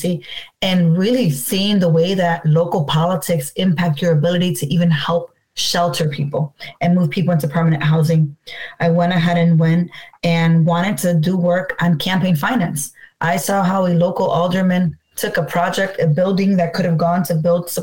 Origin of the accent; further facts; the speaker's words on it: Chicago, Illinois, United States; I was born and raised here in Chicago in Humble Park